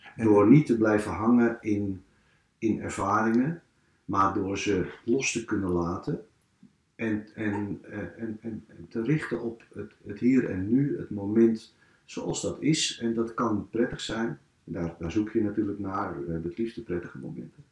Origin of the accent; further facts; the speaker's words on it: Amsterdam, North Holland, Netherlands; in de kinkerbuurt waar ik ben opgegroeid